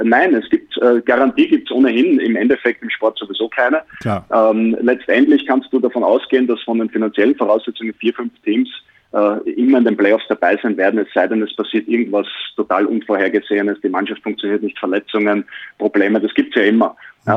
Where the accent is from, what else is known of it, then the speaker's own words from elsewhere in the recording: Austria; now in Bayreuth, Germany; als Österreicher